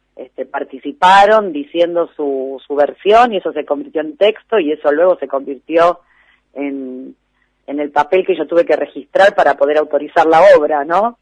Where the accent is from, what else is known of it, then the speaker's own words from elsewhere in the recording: Lomas del Mirador, Buenos Aires Province, Argentina; also born or lived in Flores, Buenos Aires; somos de Lomas del Mirador, un poco de Flores y un poco de Lomas del Mirador.